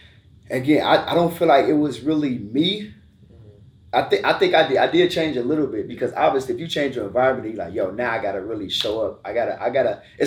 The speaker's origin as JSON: {"language": "English", "town": "Chicago", "region": "Illinois", "country": "United States", "tie": "born or raised there", "moved": "as an adult", "lives_now": "Georgia, United States", "said": "Yeah, man. So born and raised in Chicago."}